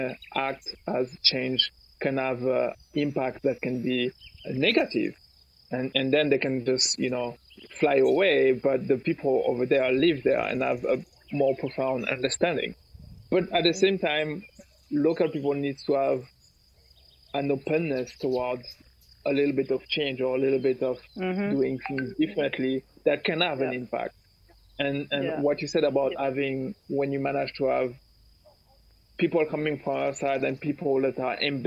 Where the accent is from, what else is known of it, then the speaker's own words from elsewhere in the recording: Martinique; now in Catalonia, Spain; I'm from Martinique, where I'm at right now. I usually live in Catalonia